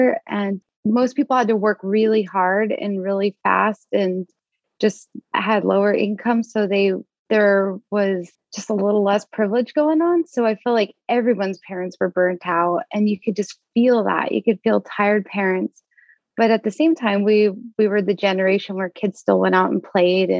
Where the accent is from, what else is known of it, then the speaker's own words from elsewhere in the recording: Las Vegas, Nevada, United States; now in Portland, United States; I'm from Las Vegas, Nevada